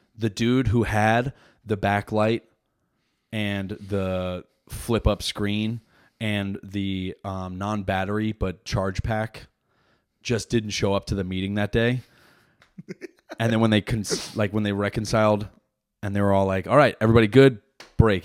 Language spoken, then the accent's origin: English; New Jersey, United States; I'm from Jersey